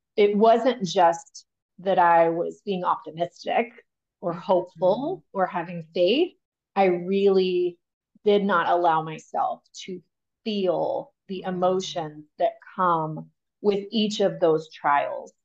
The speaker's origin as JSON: {"language": "English", "region": "Texas", "country": "United States", "tie": "born or raised there", "also_born_or_lived": "Pennsylvania", "said": "I grew up in Texas. Texas is home. I landed here by first grade."}